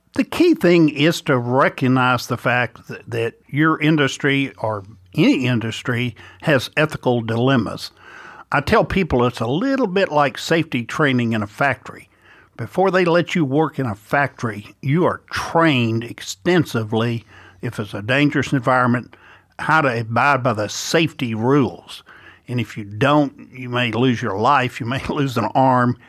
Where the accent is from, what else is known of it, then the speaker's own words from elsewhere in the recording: Bossier City, Louisiana, United States; I grew up in Bossier City, Louisiana